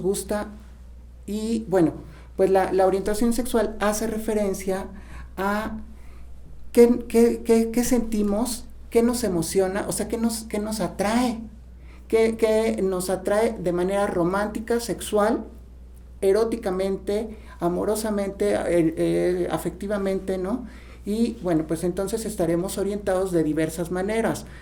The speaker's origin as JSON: {"language": "Spanish", "region": "Tlaxcala", "country": "Mexico", "said": "como, mexicanos, como tlaxcaltecas"}